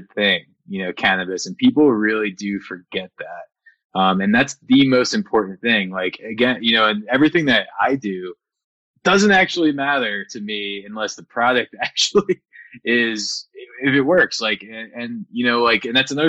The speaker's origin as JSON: {"language": "English", "region": "New Jersey", "country": "United States", "moved": "as an adult", "lives_now": "Colorado, United States", "said": "I'm from New Jersey"}